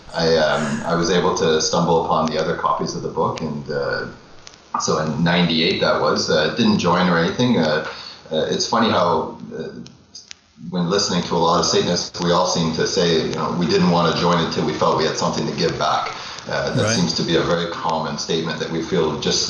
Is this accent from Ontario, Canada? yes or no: yes; Ontario, Canada; I'm from Toronto. Well, I'm living in Toronto, Canada, right now, and grew up in Ontario all my life